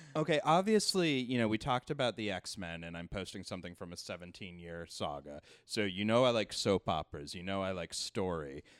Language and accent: English; Canada; moved away as an adult; now in New York, United States; No, I grew up in Canada